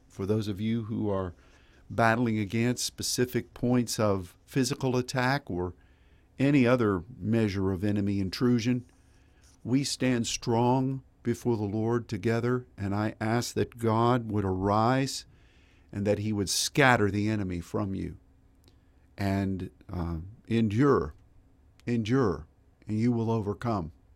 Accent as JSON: {"language": "English", "town": "Pittsburgh", "region": "Pennsylvania", "country": "United States", "tie": "born or raised there", "said": "I grew up in Pittsburgh, and we had a lot of streams and creeks, and we had three rivers"}